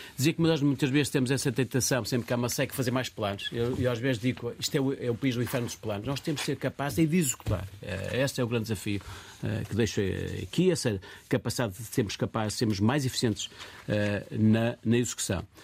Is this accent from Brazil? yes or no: no; Minho, Norte, Portugal; moved away as an adult; now in Lisbon, Portugal; sou do Minho, a zona, e cheguei a Lisboa